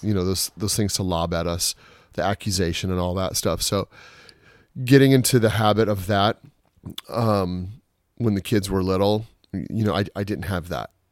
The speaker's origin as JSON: {"language": "English", "town": "Juneau", "region": "Alaska", "country": "United States", "tie": "born or raised there", "also_born_or_lived": "Portland", "moved": "yes", "said": "born and raised in Alaska"}